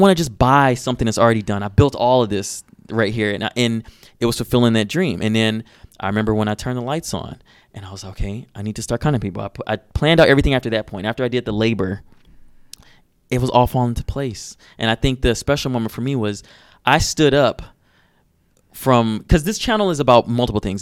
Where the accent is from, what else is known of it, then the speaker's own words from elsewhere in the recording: Detroit, Michigan, United States; i'm from detroit and growing up in Detroit